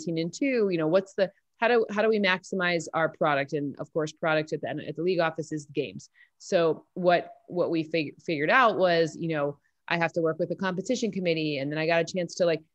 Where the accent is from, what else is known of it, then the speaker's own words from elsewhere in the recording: East Lansing, Michigan, United States; I grew up in a football town. I'm from East Lansing, Michigan